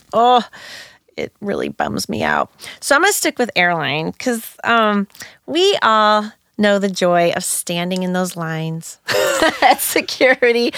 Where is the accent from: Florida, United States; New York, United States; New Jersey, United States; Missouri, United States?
Missouri, United States; St. Louis; I grew up in North County, Saint Louis